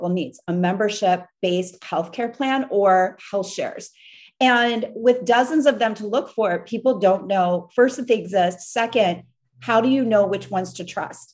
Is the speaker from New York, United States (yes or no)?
yes; New York, United States; moved away; we're from New York, so we're used to taking cabs all the time